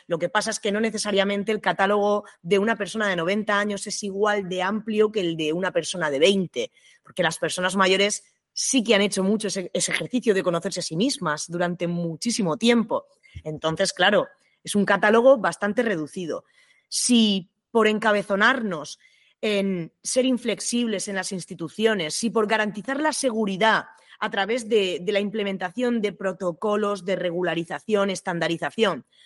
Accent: Region of Murcia, Spain; en mi tierra, en Murcia

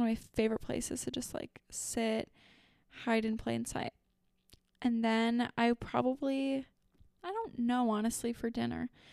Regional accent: Fargo, North Dakota, United States; my hometown

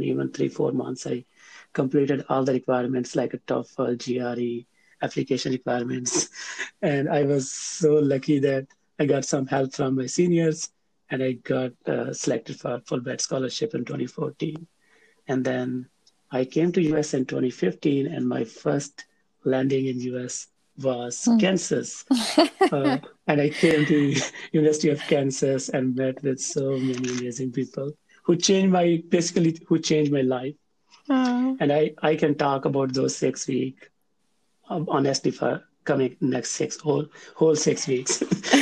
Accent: Faisalabad, Punjab, Pakistan; also born or lived in Tandlianwala, Pakistan; I am from Pakistan. Within Pakistan, I am from Faisalabad

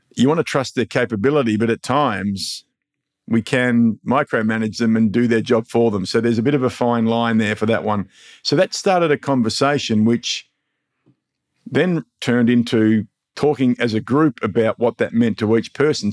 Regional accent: Mildura, Victoria, Australia; my hometown, Mildura

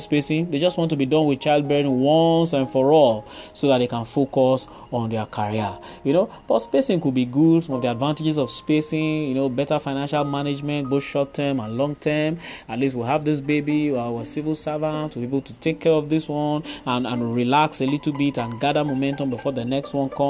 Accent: Warri, Delta, Nigeria; growing up in Warri, somewhere around Igbi Street

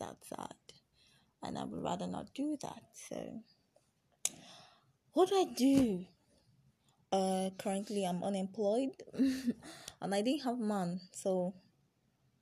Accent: Anambra, Nigeria; I'm Igbo. I'm from Anambra

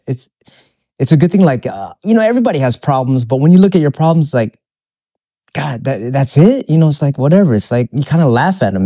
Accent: Philippines; moved away; I'm, I'm Filipino, so when I go back to my country, it's a third world country

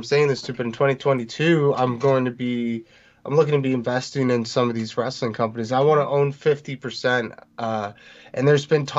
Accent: New Jersey, United States; also born or lived in New York; I was born in New York, lived there for a few years, moved here to beautiful New Jersey

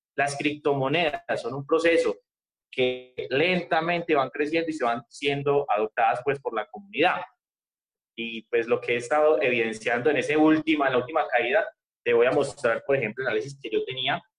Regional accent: Medellín, Antioquia, Colombia; yo soy de Medellín, Colombia.

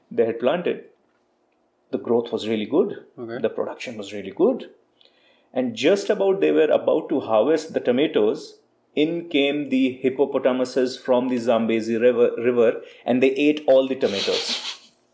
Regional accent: India; moved away as an adult; now in Costa Rica; me being an Indian guy sitting in Costa Rica

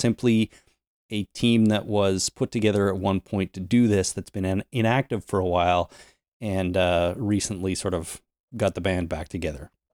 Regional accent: Toronto, Ontario, Canada; my hometown

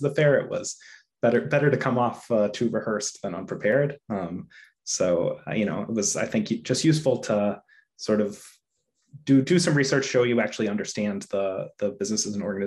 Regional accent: Chicago, Illinois, United States; now in Sharon, United States; I'm originally from the Chicago area, but now I live in Sharon, Massachusetts

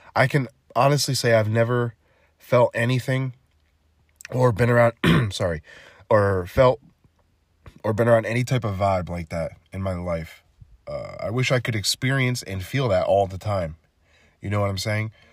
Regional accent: New Jersey, United States; I'm from New Jersey

